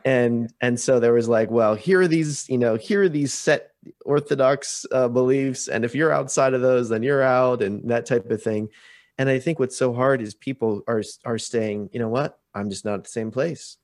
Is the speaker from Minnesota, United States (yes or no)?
no; Portland, Oregon, United States; now in Vancouver, Canada; I grew up outside of Portland, Oregon